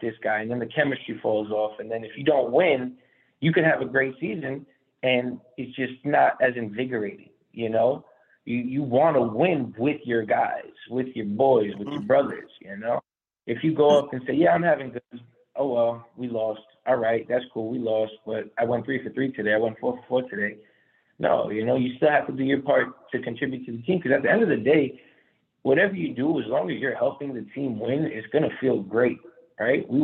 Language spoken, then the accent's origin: English; Long Island, Nassau County, New York, United States; born and raised in Long Island, Nassau County